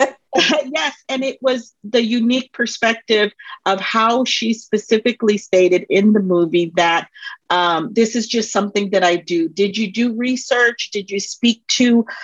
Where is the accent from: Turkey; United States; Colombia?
Colombia; I'm um, from Colombia